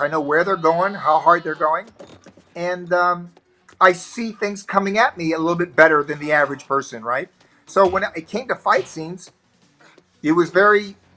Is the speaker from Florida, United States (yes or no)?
yes; Florida, United States; I grew up in the South in in, in America. In the Florida is considered the South